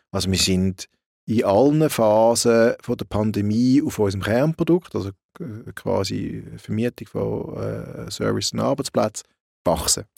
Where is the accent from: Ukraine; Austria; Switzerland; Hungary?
Switzerland; bei uns in der Schweiz